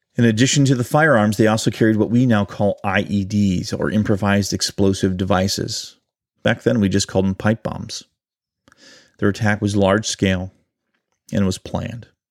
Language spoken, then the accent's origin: English; Ohio, United States; my home state of Ohio